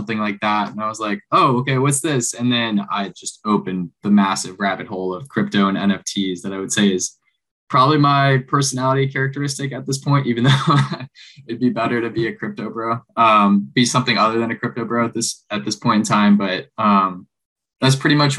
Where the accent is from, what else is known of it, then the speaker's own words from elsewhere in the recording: Florida Keys, United States; I grew up down in the Florida Keys, spent my whole life like fishing on a boat and living the island life for a bit